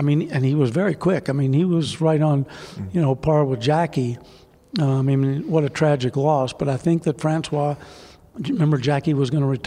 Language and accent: English; Kentucky, United States; moved away; also born or lived in New York; I'm a hick from Kentucky, you know, that had been bumming around in New York